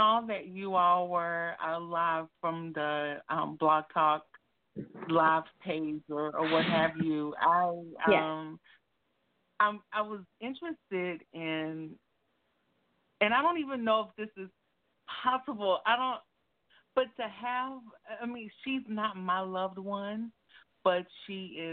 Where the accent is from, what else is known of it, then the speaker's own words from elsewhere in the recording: Tennessee, United States; also born or lived in Oakland, California; I'm from Tennessee. I'm actually, though, in Oakland right now